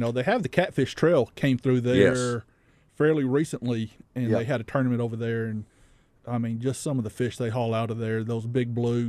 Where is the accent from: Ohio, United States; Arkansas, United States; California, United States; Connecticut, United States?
Arkansas, United States; Helena; I grew up in Helena, so I tend to go back over there and fish some of my old haunts.